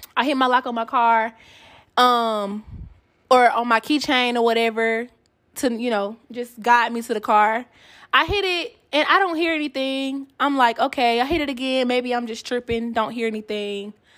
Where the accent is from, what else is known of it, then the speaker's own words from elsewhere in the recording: Atlanta, Georgia, United States; now in Kansas City, United States; I am from Atlanta